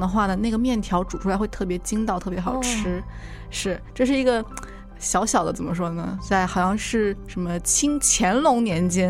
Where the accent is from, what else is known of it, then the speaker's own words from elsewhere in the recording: Zhenjiang, Jiangsu, China; now in Seattle, United States; 因为我的家乡在江苏镇江嘛。